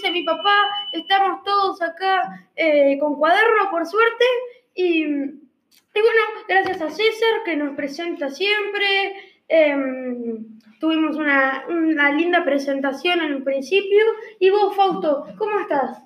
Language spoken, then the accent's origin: Spanish; Uruguay; yo soy uruguayo